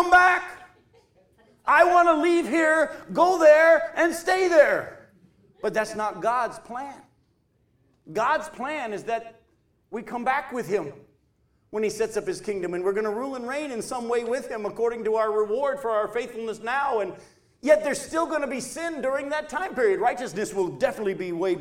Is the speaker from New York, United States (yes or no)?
no; New Hampshire, United States; moved away; we moved from New Hampshire down to here.